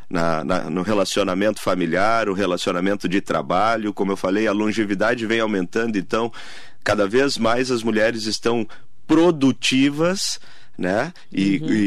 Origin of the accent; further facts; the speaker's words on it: Rio Grande do Sul, Brazil; now in Mogi das Cruzes, Brazil; É, mas já resido em São Paulo já há bastante tempo, em Mogi há 12 anos.